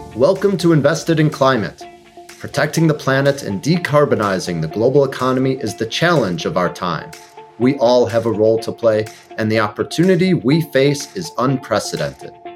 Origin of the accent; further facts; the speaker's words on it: Chicago, Illinois, United States; moved away; It is my hometown